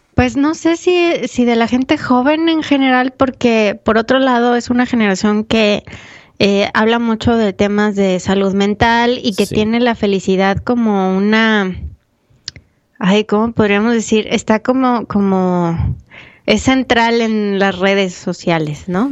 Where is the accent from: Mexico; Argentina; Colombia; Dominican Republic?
Mexico; mi experiencia como de México